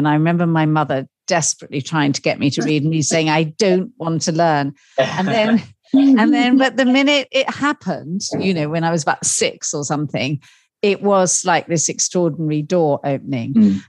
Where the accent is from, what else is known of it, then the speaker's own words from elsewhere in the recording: London, United Kingdom; So I was born in a tiny cottage in Chelsea in 1953. And it was, in those days, it was a working class street.